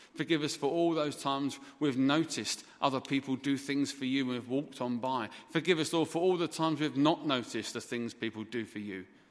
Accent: England, United Kingdom; moved away as an adult; also born or lived in Dhaka, Bangladesh; for being English

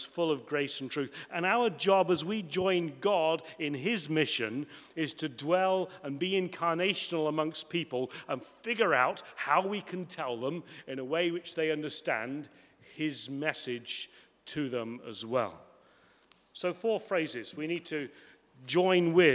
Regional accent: Coventry, West Midlands, United Kingdom; moved away as an adult; also born or lived in United States / France; I grew up in Coventry, in the Midlands

